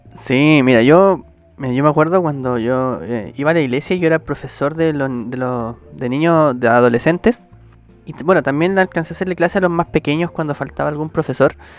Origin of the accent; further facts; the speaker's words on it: Chile; somos del país de Chile